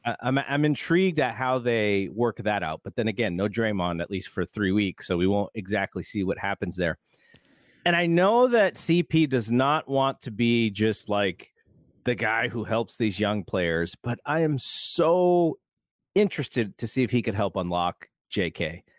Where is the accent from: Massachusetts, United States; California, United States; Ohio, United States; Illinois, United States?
California, United States; Bay Area; when I was growing up in the Bay Area in the mid to late eighties